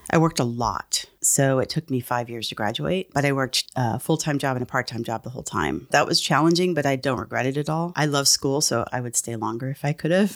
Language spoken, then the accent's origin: English; San Antonio, Texas, United States; I grew up in San Antonio, Texas